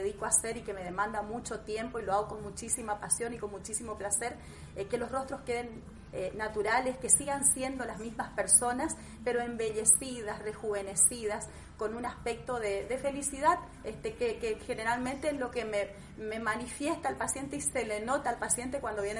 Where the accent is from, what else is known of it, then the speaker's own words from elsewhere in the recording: Leandro N. Alem, Misiones, Argentina; Soy misionera, sí, soy de Leandro Nalé Misiones, del interior de Misiones. Este, bueno, es un pueblo que hoy ya es ciudad